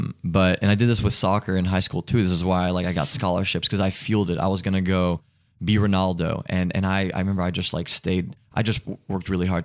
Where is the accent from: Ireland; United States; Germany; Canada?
Germany; born there; She was in Germany. I was born in Germany.